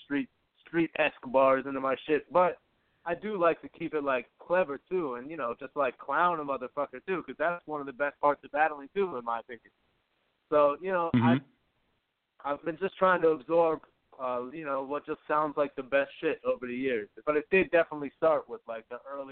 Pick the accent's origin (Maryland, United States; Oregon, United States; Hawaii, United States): Maryland, United States; Baltimore; now in New York, United States; I grew up in Baltimore City. I've been in New York for, like, going on 9 years now